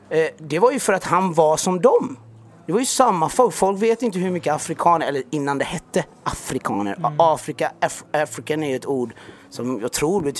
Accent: Jönköping, Jönköping County, Sweden; jag växte upp i Jönköping. Eh, eh, först i en del som heter Öxnehaga som var lite mer, det, man kan säga mer segrega- segregationen där liksom.

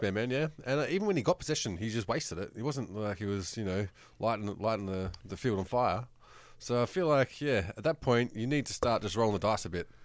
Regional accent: New South Wales, Australia; I grew up in New South Wales

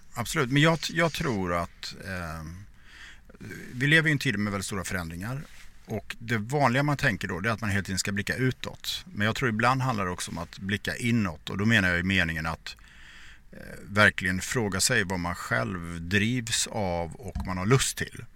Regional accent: Borås, Västra Götaland, Sweden; jag växte upp i Borås

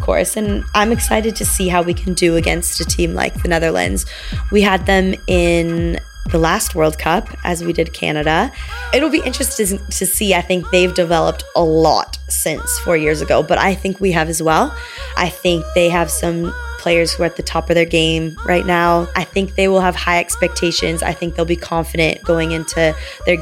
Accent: Los Angeles, California, United States; I'm from Los Angeles, California

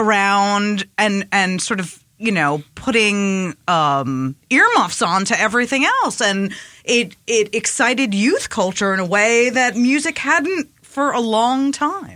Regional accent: Long Island, New York, United States; also born or lived in Queens, New York; I moved from Queens to Long Island

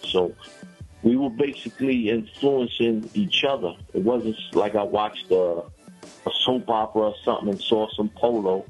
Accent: New York City, New York, United States; I'm from Brownsville, Brooklyn. I'm from the Marcus Garvey Village in Brownsville, Brooklyn. That's a housing complex. Uh, that's where I was raised at.

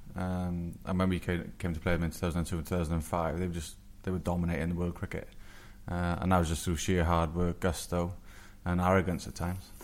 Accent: England, United Kingdom; as an Englishman in the 90s

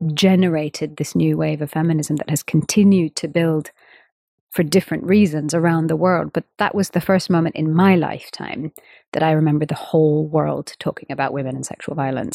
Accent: India; of course, I'm an Indian female musician

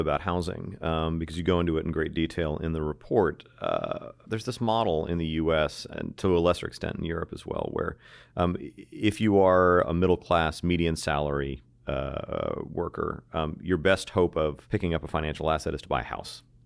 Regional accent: United States; as an American

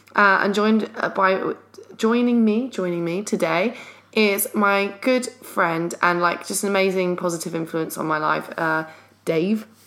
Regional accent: London, United Kingdom; we're from London

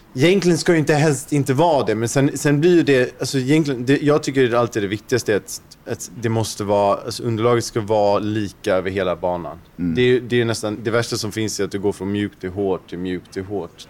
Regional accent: Sweden; Speciellt som svensk

